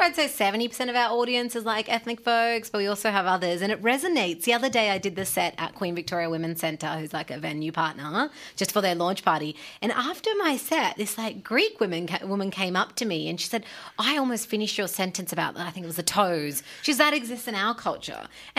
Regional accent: Punjab, Pakistan; I mean, 3 of us are Punjabi, but I'm just from Pakistan. Yeah, so there's a range there.

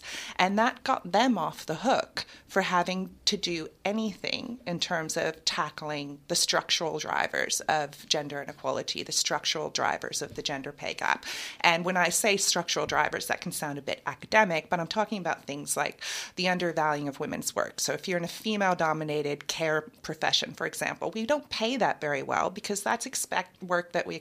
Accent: United States; accent: American; moved away as an adult; also born or lived in United Kingdom; now in Melbourne, Australia; my American accent

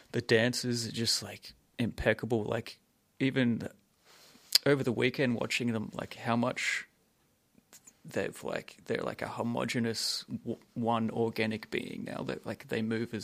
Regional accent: Sunshine Coast, Queensland, Australia; moved away; I'm originally from the Sunshine Coast

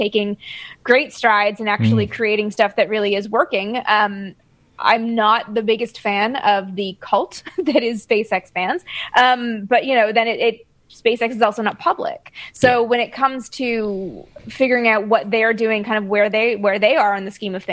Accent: Canada; moved away as an adult; now in United States; I'm from Canada. So I didn't grow up in this country. I was not educated in this country. I moved here about a little over 10 years ago now.

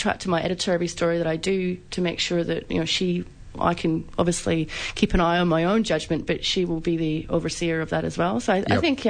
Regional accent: Scotland, United Kingdom; now in Australia; growing up in Scotland, I was very much militant anti-Thatcher kind of young girl

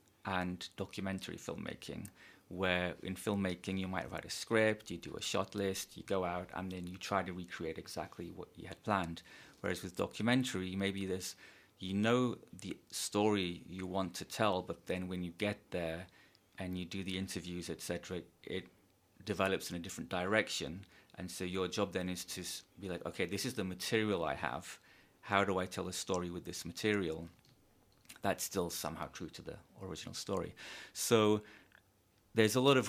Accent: Turkey; now in Los Angeles, United States; I'm from Turkey, and I spent the pandemic in a small village in the Mediterranean in Turkey

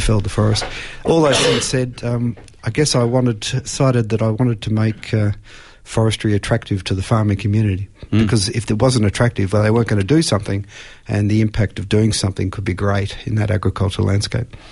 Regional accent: Australia; as an Australian

